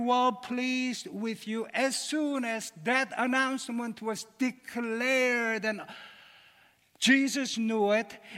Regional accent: Seoul, South Korea; moved away; I was born in Seoul, Korea

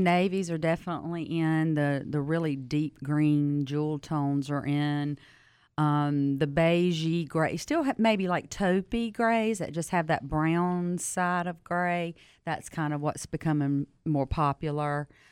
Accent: Southern, United States; accent: Southern; my accent

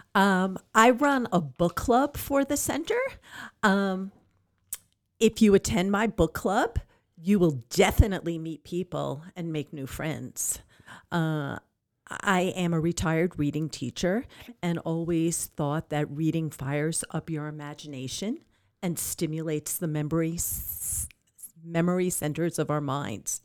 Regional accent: Long Island, New York, United States; moved away as an adult; now in Amarillo, United States; I am originally from Long Island, New York, and I moved to Amarillo six years ago.

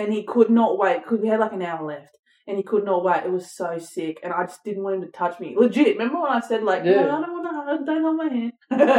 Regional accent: Bourke, New South Wales, Australia; I grew up in Bourke.

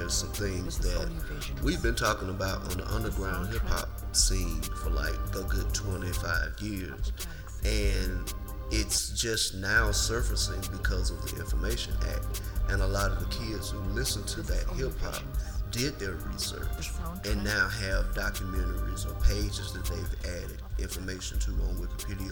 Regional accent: the South, United States; we're from the South

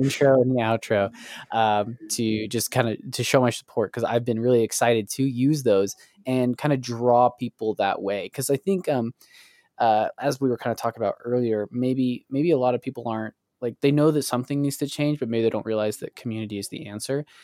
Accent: Springville, United States; my hometown of Springville

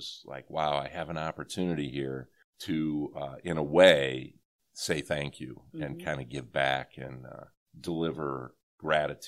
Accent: Rossford, Ohio, United States; also born or lived in Erie, Pennsylvania; growing up in that community and learning from the great staff and teachers there

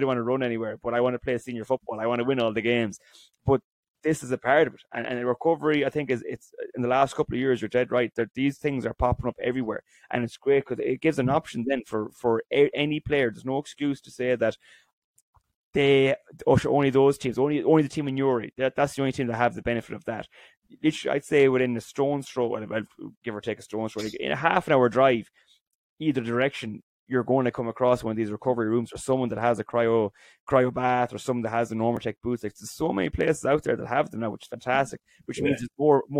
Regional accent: County Roscommon, Ireland; So I'm from Roscommon. I travelled home to play in Roscommon now, and Carrick and Shannon is about 20 minutes away from us.

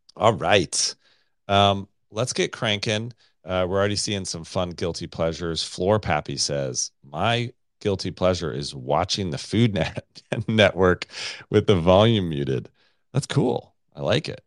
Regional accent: United States; I'm American

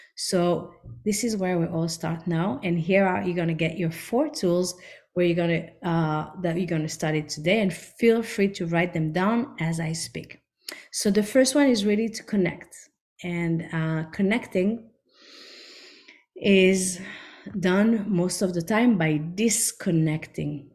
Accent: France; also born or lived in Israel / New York; now in Miami, United States; I grew up in France, then we moved to Israel

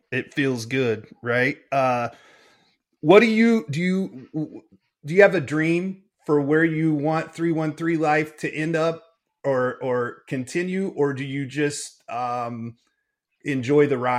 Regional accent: Lafayette, Indiana, United States; now in Detroit, United States; I grew up in Indiana

